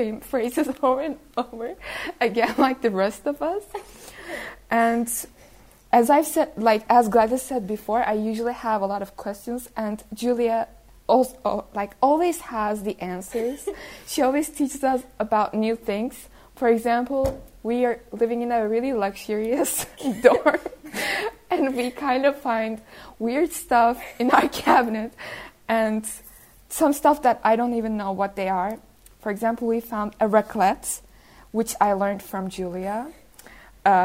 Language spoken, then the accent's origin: English; Turkey; now in Denmark; I'm from Turkey.